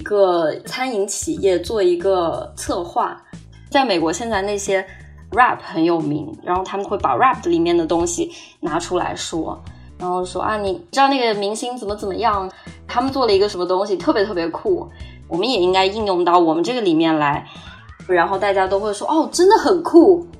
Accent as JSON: {"language": "Chinese", "town": "Hangzhou", "region": "Zhejiang", "country": "China", "also_born_or_lived": "United States", "moved": "as an adult", "said": "我是杭州的，现在是二十五岁。我是从一九年年中的时候。去了美国，然后到现在大概有两年的时间"}